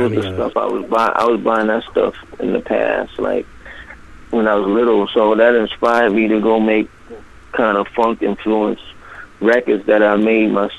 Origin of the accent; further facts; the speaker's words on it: New York City, New York, United States; I grew up in the Bronx